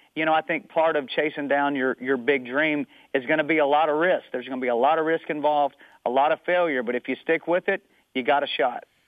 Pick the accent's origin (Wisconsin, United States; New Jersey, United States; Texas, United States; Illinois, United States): Texas, United States; Amarillo; moved away; also born or lived in Tennessee; I grew up in Amarillo, Texas, which is up in the panhandle of Texas